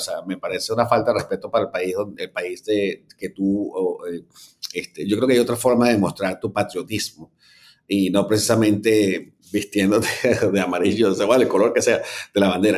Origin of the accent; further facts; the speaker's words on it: Venezuela; moved away; tú y yo que somos venezolanos